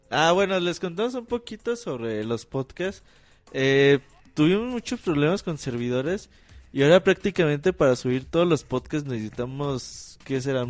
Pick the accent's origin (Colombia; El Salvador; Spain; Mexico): Mexico; casi todos somos mexicanos.